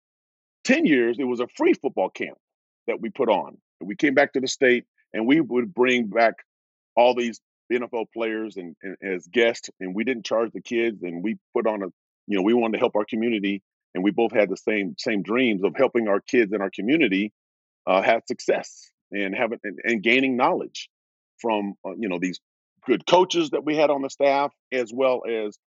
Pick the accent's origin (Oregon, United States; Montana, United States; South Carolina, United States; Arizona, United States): Oregon, United States; Portland; I'm from Oregon, Portland, Oregon